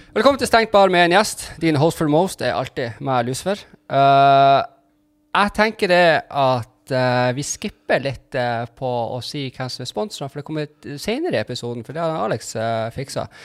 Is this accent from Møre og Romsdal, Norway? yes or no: no; Tromsø and Berlevåg, Troms og Finnmark, Norway; jeg er jo egentlig fra Tromsø og Berlevåg